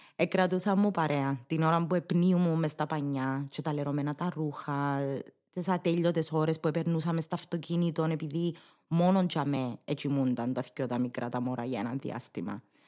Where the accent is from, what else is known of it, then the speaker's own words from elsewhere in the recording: Cyprus; accent: Cypriot Greek; first language English; Greek is a second language; να γράψεις κυπριακά όπως τα μιλάς